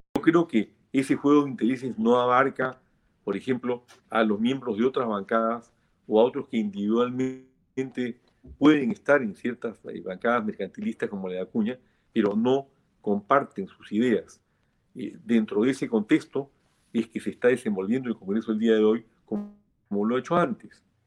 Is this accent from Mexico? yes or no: no; Peru; como peruano